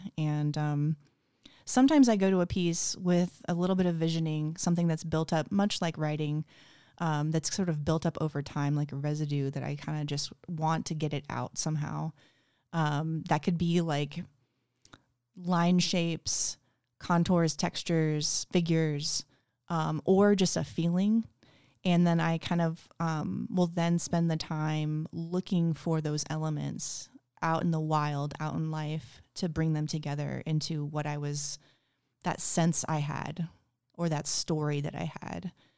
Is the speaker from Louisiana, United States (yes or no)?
no; Kansas, United States; also born or lived in Florida / Portland, Oregon / New York; now in Spokane, United States; I'm from all over. I grew up a lot in Kansas, but also in Florida. I've lived in like 9 different places, states.